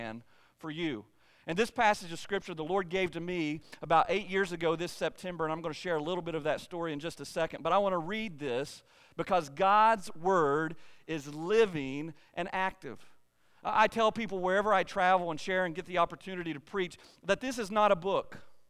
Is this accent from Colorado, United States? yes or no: no; eastern Kentucky, United States; I was born and raised in eastern Kentucky